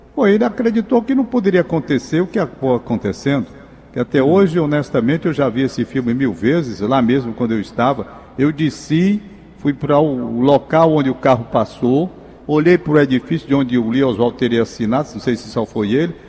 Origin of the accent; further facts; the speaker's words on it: Fortaleza, Ceará, Brazil; Eu sou cearense